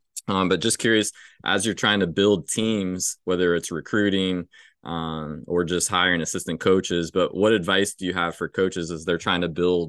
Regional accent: near Champaign, Illinois, United States; growing up near Champaign

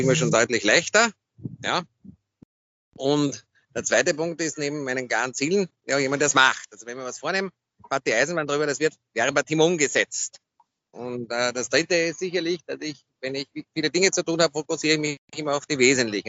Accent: Vienna, Austria; Aus Wien

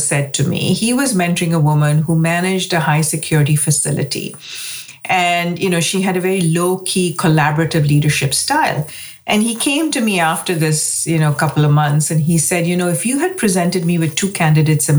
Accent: India; moved away as an adult; now in United States; I grew up in India, you know, came to the United States to go to graduate school.

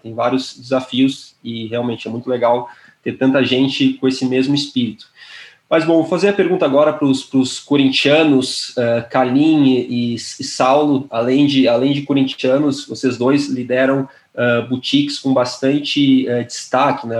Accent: Porto Alegre, Rio Grande do Sul, Brazil; moved away as an adult; now in São Paulo, Brazil; Eu moro em São Paulo já faz sete anos, mas eu sou gaúcho, de Porto Alegre

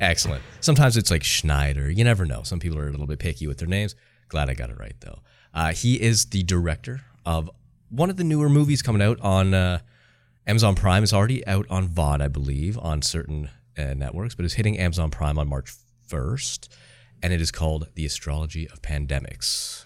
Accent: Canada; I'm Canadian

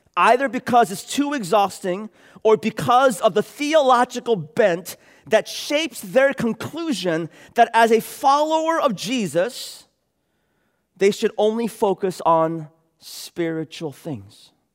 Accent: San Francisco, California, United States; moved away as an adult; I was raised here in San Francisco. Uh, went to elementary school at Sherman, middle school at Aptus, high school at Lowell

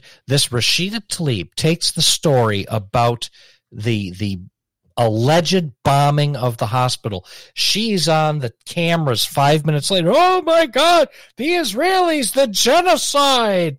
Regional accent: United States; as an American Jew

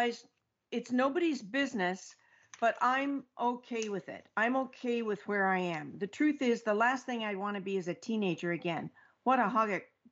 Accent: Oregon, United States; also born or lived in Mexico; now in Florida, United States; I'm actually in Florida right now, but I'm from Oregon

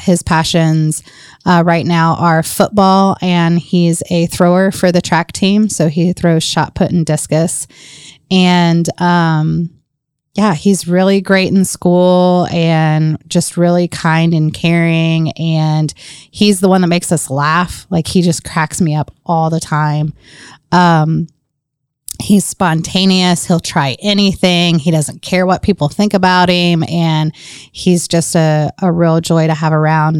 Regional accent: Grant County, Indiana, United States; also born or lived in Portsmouth, Virginia / North Carolina; Moved to Indiana with my dad's job

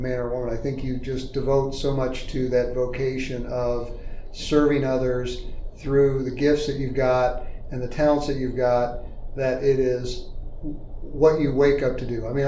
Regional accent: St. Charles County, Missouri, United States; also born or lived in New Jersey; originally I was born in New Jersey, and my family moved from New Jersey to St. Charles County in 1972 when I was 9 years old.

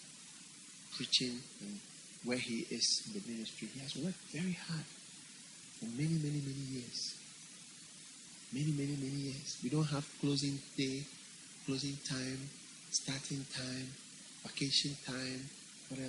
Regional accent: Ghana; I'm not from India. I'm from Ghana

